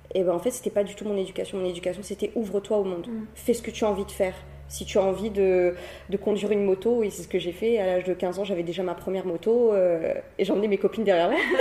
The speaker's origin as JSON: {"language": "French", "town": "Cilaos", "country": "Réunion", "tie": "born or raised there", "said": "je suis une Silaosienne. Hein. j'ai grandi euh, à Silaos. J'ai grandi là-bas toute mon enfance jusqu'à l'âge de mes 15 ans."}